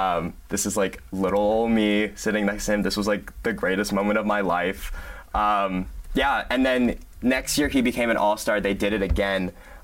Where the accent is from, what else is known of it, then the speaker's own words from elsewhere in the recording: Tracy, California, United States; I grew up in Tracy, California, which is about like 45 minutes away from Oracle.